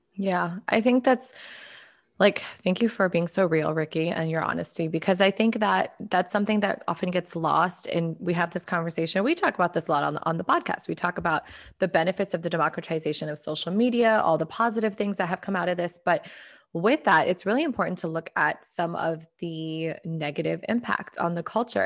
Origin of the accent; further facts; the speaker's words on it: United States; my experience as an American